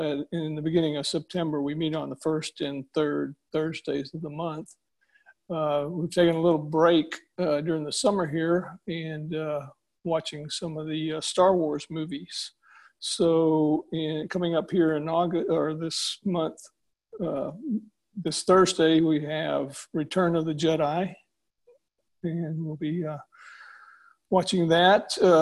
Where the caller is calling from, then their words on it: Houston, Texas, United States; in Houston.